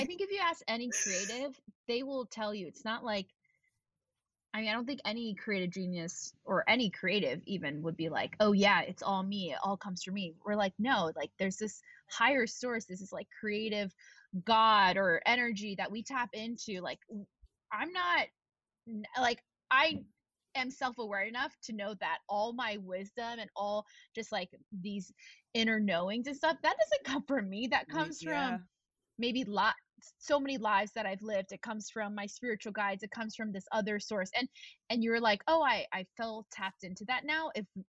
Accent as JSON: {"language": "English", "region": "Tennessee", "country": "United States", "tie": "born or raised there", "also_born_or_lived": "Texas / Virginia", "said": "And we grew up in Tennessee, Texas, and Virginia with a lot of, you know, I think in Texas, there's like a lot of Christians and things like that."}